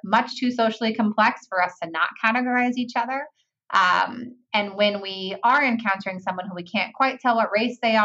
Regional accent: California, United States; I'm from California.

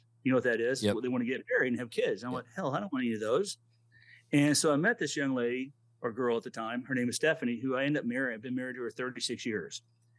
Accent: Corpus Christi, Texas, United States; also born or lived in Aberdeen Proving Ground, Maryland / Huntsville / California / Hong Kong; my dad eventually moved to Corpus Christi, Texas. I was in fourth grade, and I grew up in Texas, and I love Texas. My heart's always in Texas.

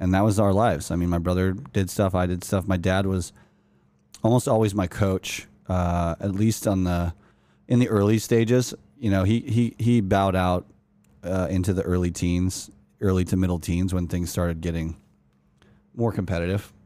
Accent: Utah, United States; moved away as an adult; also born or lived in Los Angeles, California; Growing up in Utah

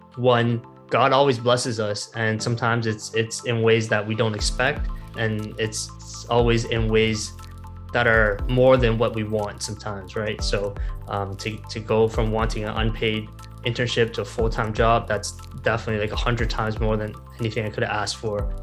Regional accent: Toronto, Ontario, Canada; a job that was right here in my hometown

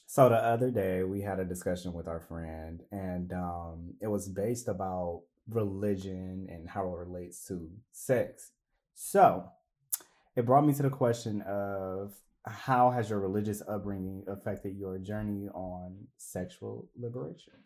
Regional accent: Cleveland, Ohio, United States; moved away

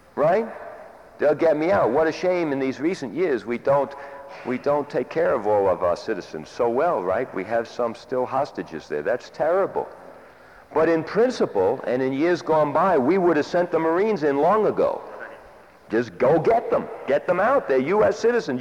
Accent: United States; I am an American

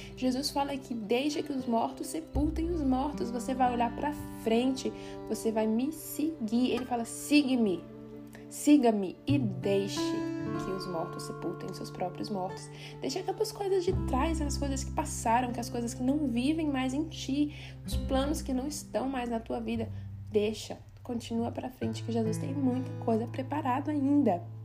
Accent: Brazil; now in Switzerland; sair da minha terra, da minha parentela, deixar tudo que eu tinha e vir para a Suíça

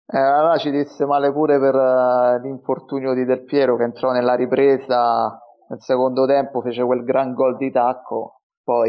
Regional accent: Rome, Lazio, Italy; non sono di zona perché io sono di Roma

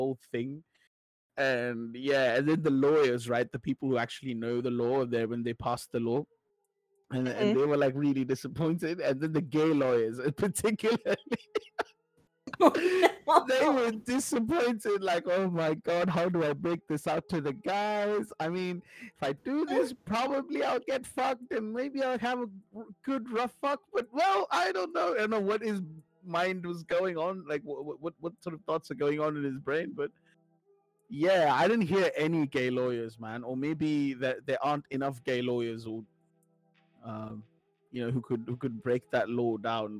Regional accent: India; moved away; I'm from India

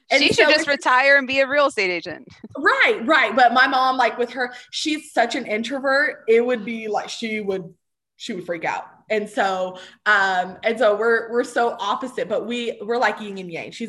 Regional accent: Texas, United States; I'm not a meat person, and I'm from Texas.

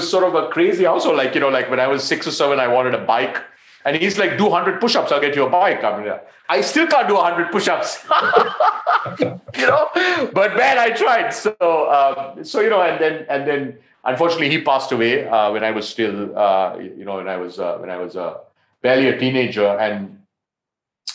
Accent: Colombo, Western Province, Sri Lanka; I'm Sri Lankan, so I grew up in Colombo

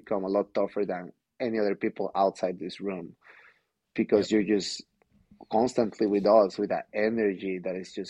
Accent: San Diego, California, United States; I'm not from here, I'm from San Diego

